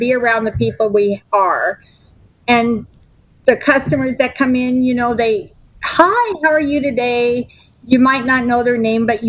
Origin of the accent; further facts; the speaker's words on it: Brooklyn, New York, United States; born there; also born or lived in Westchester County / California; In Brooklyn. And then we moved to, Westchester County, and then we moved to California.